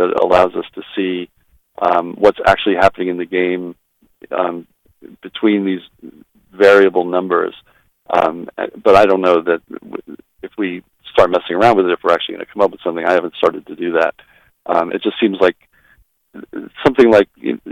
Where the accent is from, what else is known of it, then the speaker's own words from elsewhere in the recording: Long Island, New York, United States; I grew up on Long Island, and our hockey team, which played in the Comac Arena